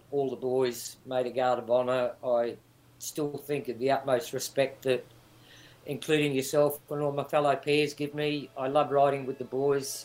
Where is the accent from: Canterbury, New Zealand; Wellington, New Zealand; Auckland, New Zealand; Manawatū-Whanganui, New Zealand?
Wellington, New Zealand; Lower Hutt; moved away as an adult; now in Australia; I was born in Wellington, Lower Hutt